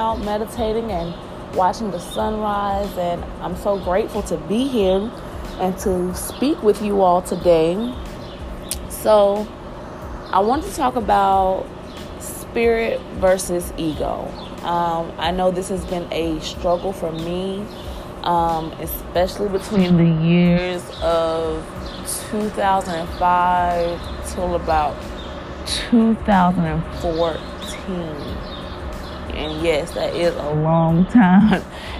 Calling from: Nashville, Tennessee, United States; I am hailing you from Nashville, Tennessee.

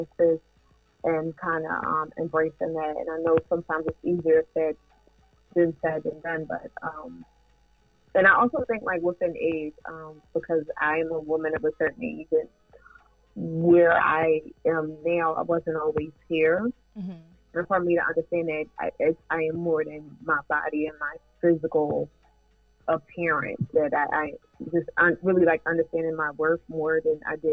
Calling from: Columbia, Maryland, United States; I'm calling from Columbia, Maryland

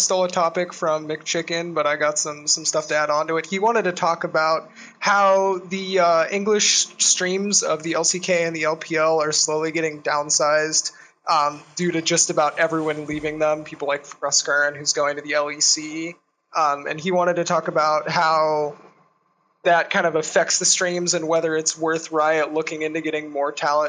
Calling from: Portland, Oregon, United States; I'm calling from Portland, Oregon.

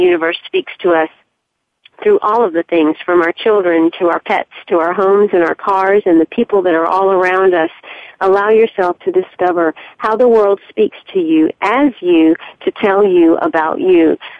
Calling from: Charleston, South Carolina, United States; I'm calling you from Charleston, South Carolina today

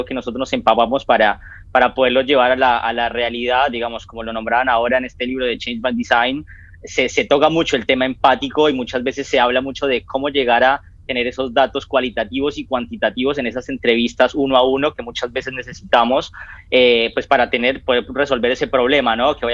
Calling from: Argentina; yo me comunico desde Argentina.

